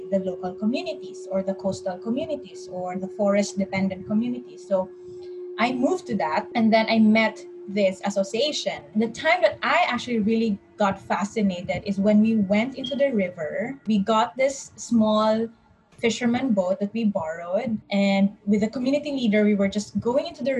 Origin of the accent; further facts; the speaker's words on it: Cagayan de Oro, Northern Mindanao, Philippines; I am back in my place in Cagayan de Oro, so I'm from Mindanao